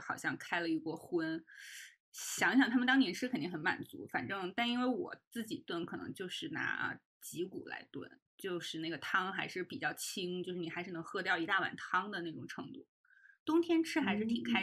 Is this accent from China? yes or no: yes; Northeast China, China; moved away; also born or lived in Jiangnan; 我也是东北人吧，可能我们那儿会吃朝鲜族的泡菜